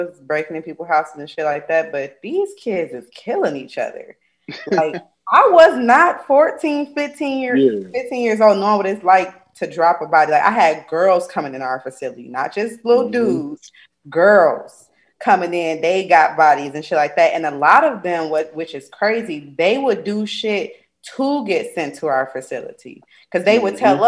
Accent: Midwest, United States; now in Georgia, United States; everything about being down here has been a culture shock because I come from the Midwest, Chicago, Michigan. That's it.

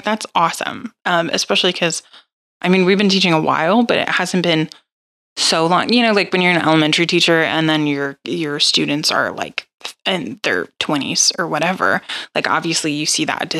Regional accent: St. Louis, Missouri, United States; I'm from St. Louis

